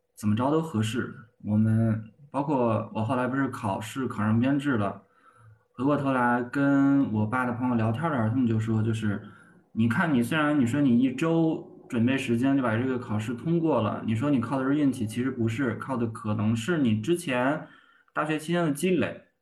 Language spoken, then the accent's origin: Chinese; Hebei, China; 咱们老家河北